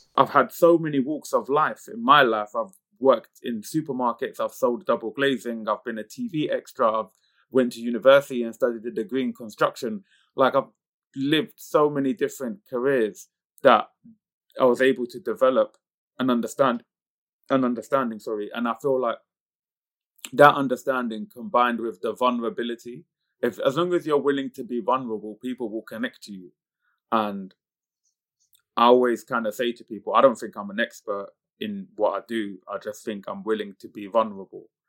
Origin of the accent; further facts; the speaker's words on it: United Kingdom; coming from the community group of people I come from, being British Pakistani